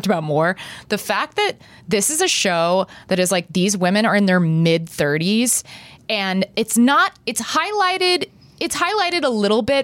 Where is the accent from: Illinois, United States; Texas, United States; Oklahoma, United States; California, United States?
Texas, United States; moved away; when I was growing up in Texas